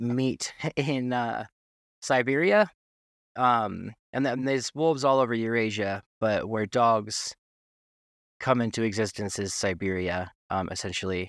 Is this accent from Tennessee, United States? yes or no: yes; Tennessee, United States; also born or lived in New York City / Wyoming; I'm from New York City originally, but, uh, I grew up in Tennessee